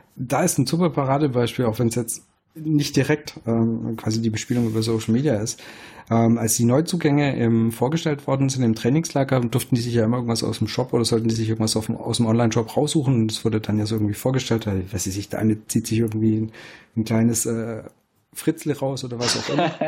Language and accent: German; Swabia, Germany; Ich als Schwabe